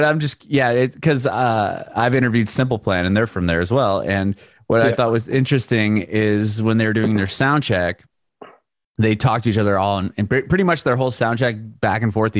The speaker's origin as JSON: {"language": "English", "town": "San Diego", "region": "California", "country": "United States", "tie": "born or raised there", "said": "I grew up in San Diego. We're right next to the border of Mexico"}